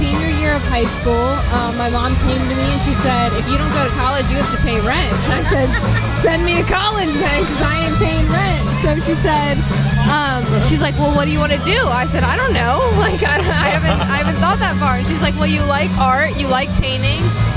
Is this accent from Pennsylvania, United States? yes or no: yes; Pennsylvania, United States; moved away; also born or lived in Texas; I'm originally born and raised in Pennsylvania